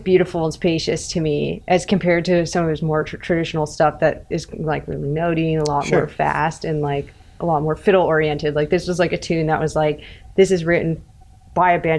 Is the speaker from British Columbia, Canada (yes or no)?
no; Nova Scotia, Canada; I grew up like in Nova Scotia and listening to Cape Breton music